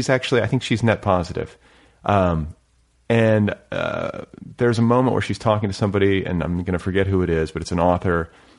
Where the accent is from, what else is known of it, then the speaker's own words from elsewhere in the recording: Indiana, United States; moved away; I grew up in Indiana.